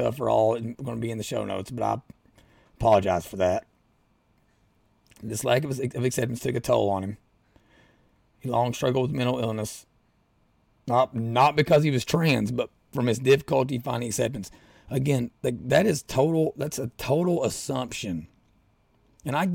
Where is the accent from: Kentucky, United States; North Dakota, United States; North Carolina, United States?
Kentucky, United States; Southeastern; now in Louisville, United States; I'm from Southeastern Kentucky. Live in Louisville now.